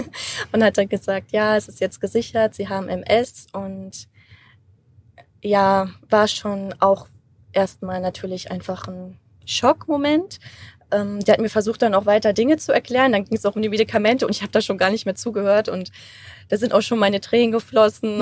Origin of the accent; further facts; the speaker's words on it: Germany; ich bin Deutsche